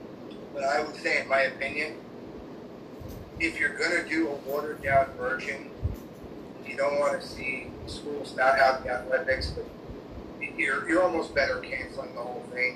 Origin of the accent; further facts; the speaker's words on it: Long Island, New York, United States; now in Tampa Bay area, United States; I grew up in Long Island